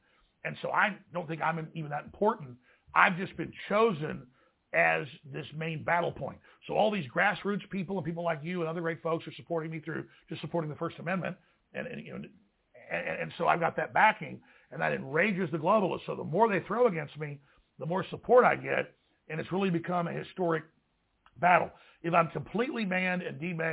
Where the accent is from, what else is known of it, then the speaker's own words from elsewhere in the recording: Dallas, Texas, United States; growing up in Dallas